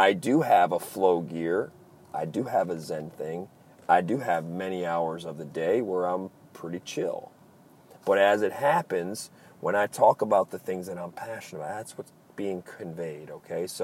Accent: Maryland, United States; accent: East Coast; I'm from the East Coast. I'm from Maryland.

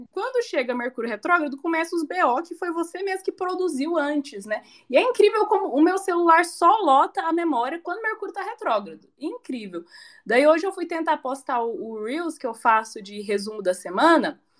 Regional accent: Goiânia, Goiás, Brazil; born there; now in Curitiba, Brazil; porque eu moro em Curitiba e eu falo assim, gente, mas eu nasci em Goiânia, eu nasci em Goiânia.

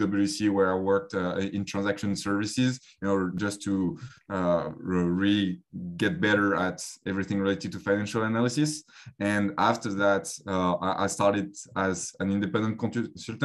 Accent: Paris, Île-de-France, France; accent: French; English is a second language; moved away; I grew up in France, as you can tell from the accent as well, in Paris

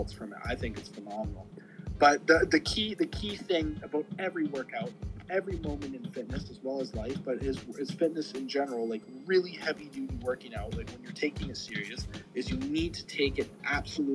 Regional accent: Langley, British Columbia, Canada; No one in my hometown really played football. We didn't have high school football teams or nothing. We had a little community team called the North Langley Bears

